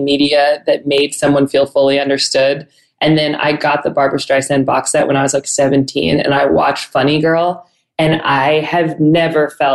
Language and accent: English; San Diego, California, United States; I am from San Diego.